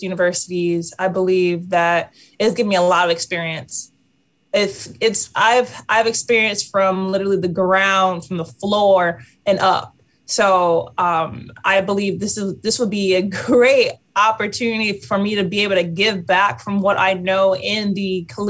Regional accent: Norwalk, Connecticut, United States; moved away; I'm coming back to Norwalk. This is my hometown. This is where I started my basketball career. This is where I grew up playing with all my friends

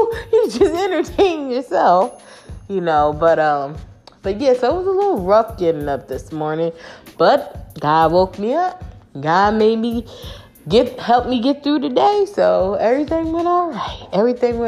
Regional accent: United States; I was born in America

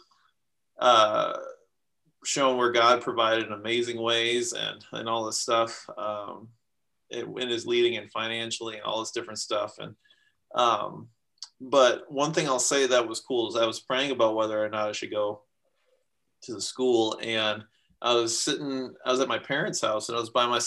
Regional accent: Minnesota, United States; I'm from Minnesota in the US

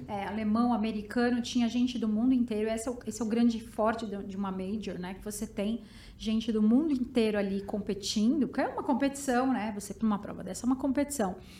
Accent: São Bernardo do Campo, São Paulo, Brazil; eu sou de São Bernardo

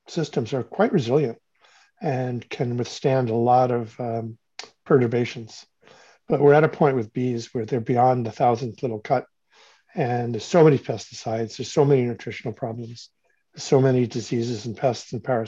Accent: Cleveland, Ohio, United States; moved away as an adult; I grew up in Cleveland, Ohio, and on the banks of the Cuyahoga River, which when I left town in 1968, I left to go to university.

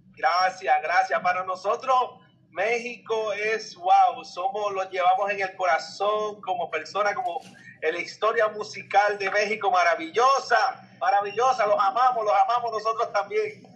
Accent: Isabela, Puerto Rico; mi pueblo de Isabela

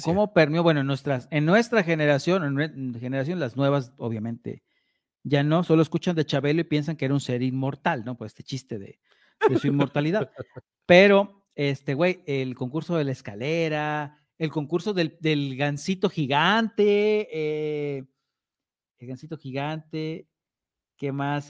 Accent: Mexico; somos los mexicanos

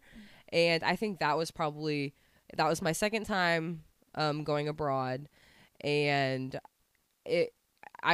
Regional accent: Fayetteville, Arkansas, United States; I grew up in Fayetteville.

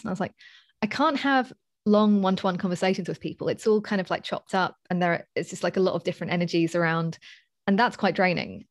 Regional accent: London, United Kingdom; moved away as an adult; I'm from, uh, basically Southeast London

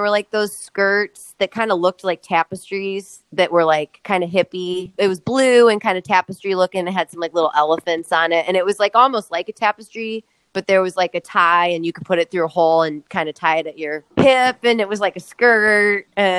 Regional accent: Midwest, United States; I think it wasn't till I got older that I like really was like glad that I grew up in the Midwest

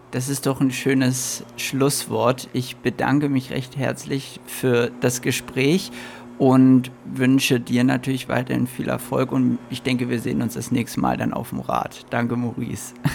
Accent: Berlin, Germany; also ich würde sagen, Berlin ist auf jeden Fall meine Heimat, ja.

